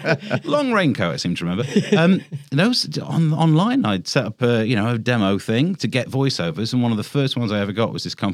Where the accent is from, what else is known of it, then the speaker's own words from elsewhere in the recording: Mansfield, East Midlands, United Kingdom; accent: Mansfield; moved away as an adult; also born or lived in Birmingham; now in Bedfordshire, United Kingdom; I'm from the Midlands, from Mansfield. Okay. And I've got more of that Mansfield accent back now. What happened was I grew up with a really thick Mansfield accent.